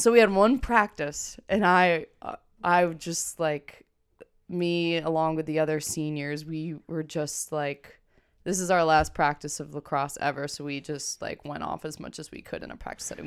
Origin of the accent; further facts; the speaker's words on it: Granby, United States; I grew up in Granby